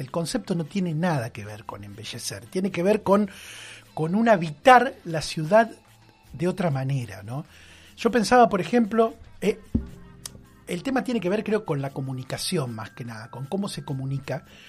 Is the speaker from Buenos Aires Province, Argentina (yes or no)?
yes; Bahía Blanca, Buenos Aires Province, Argentina; yo soy de Villamitre de toda la vida y el concepto de ciudad de 15 minutos y lo que supone ese concepto no me resulta tan ajeno. No. Porque Villamitre lo es desde que yo soy chico